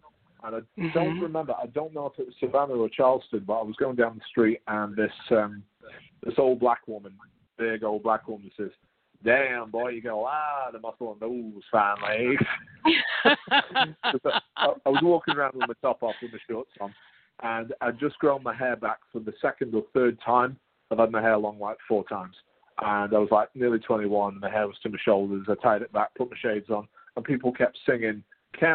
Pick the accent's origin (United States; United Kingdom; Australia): United Kingdom; accent: British; I've been raised around British accents